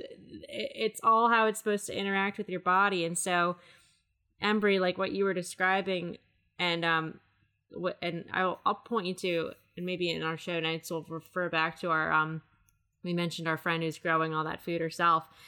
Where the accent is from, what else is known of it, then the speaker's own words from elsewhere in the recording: Maryland, United States; I'm from Maryland